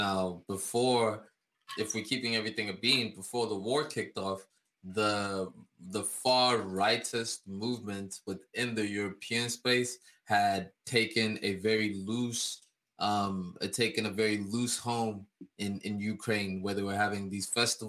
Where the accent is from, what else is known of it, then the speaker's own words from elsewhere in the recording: Kazakhstan; When I was in Kazakhstan, growing up in Kazakhstan, a young lad